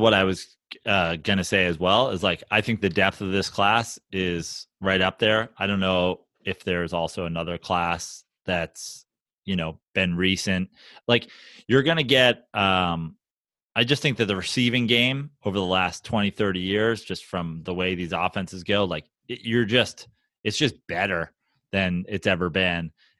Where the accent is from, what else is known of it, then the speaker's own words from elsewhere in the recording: Canada; Yeah, no, I'm Canadian. It's fine.